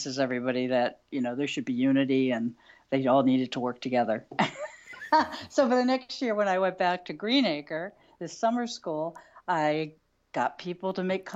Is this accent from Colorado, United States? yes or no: no; West Chester, Pennsylvania, United States; I grew up in Westchester, Pennsylvania, which was outside of Philadelphia